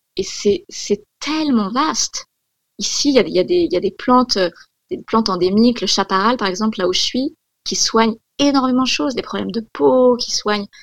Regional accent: Corsica, France; j'ai grandi, j'ai grandi en Corse

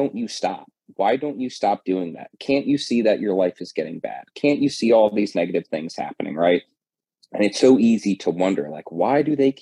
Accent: New Jersey, United States; moved away as an adult; now in Florida, United States; I came from New Jersey down to Florida back in 2014

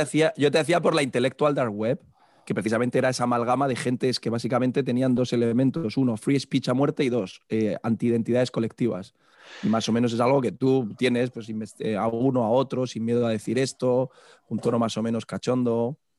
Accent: Murcia, Region of Murcia, Spain; moved away as an adult; now in Pamplona, Spain; yo soy de Murcia

